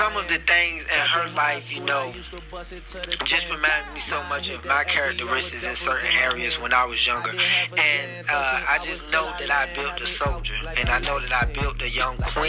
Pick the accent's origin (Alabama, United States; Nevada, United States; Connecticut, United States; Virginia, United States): Virginia, United States; Norfolk; now in Atlanta, United States; So that's originally where I originated from. That's where I was born and raised.